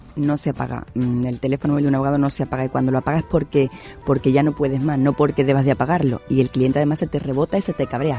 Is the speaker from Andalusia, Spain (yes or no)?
yes; Andalusia, Spain; con nuestra, con nuestra condición, con esta idiosincrasia de aquí